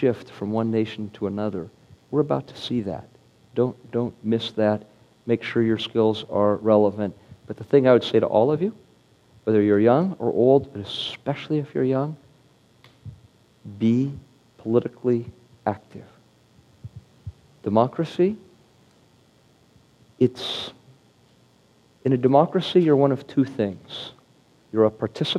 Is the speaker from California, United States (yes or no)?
yes; Silicon Valley, California, United States; growing up in Silicon Valley